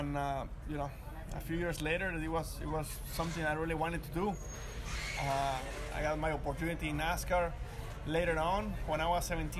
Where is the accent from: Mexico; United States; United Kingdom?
Mexico; Monterrey, Nuevo León; Yeah, well, I came from, I was born and raised in Mexico, in Monterrey, Mexico.